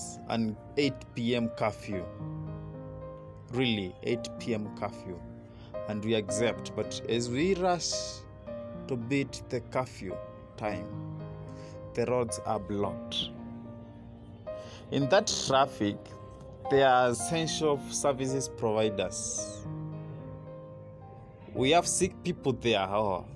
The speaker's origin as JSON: {"language": "English", "country": "Kenya", "said": "Kenyan youth"}